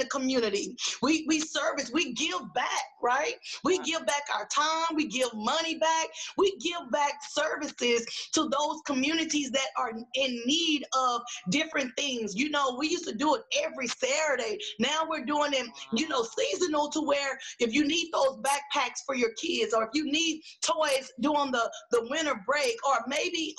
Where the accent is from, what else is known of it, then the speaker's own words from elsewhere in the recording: Dallas, Texas, United States; moved away; also born or lived in Houston, Texas; I grew up in Oak Cliff in Dallas, Texas